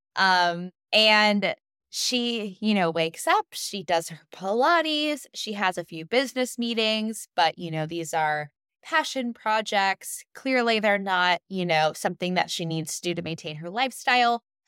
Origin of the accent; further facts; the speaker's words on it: United States; as American women, as American mothers